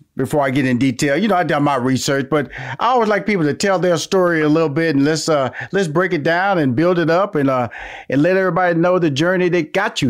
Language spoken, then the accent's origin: English; Houston, Texas, United States; Now, I know because I came from Fifth Ward, which is the inner city. Six sisters, two brothers, two bedroom, shotgun house.